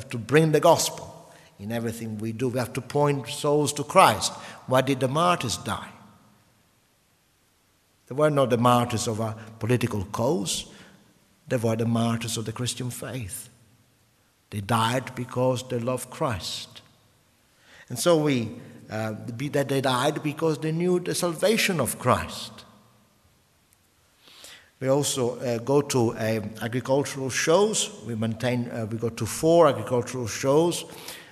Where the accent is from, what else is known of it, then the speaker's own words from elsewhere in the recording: Sicily, Italy; English is a second language; moved away as an adult; also born or lived in northern Italy; now in England; I was born in Sicily during the First Mafia War, and I grew up during the Second Mafia War. So my 20 years spent in Sicily